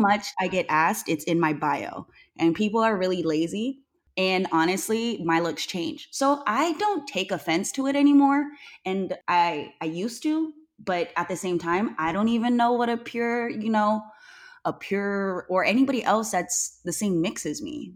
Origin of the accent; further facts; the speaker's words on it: Newman, California, United States; I grew up in Newman, and a lotta people don't even know where Newman is. I call it Two Stoplight, California